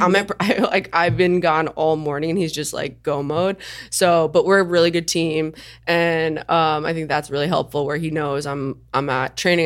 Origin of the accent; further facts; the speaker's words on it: Long Island, New York, United States; I grew up on Long Island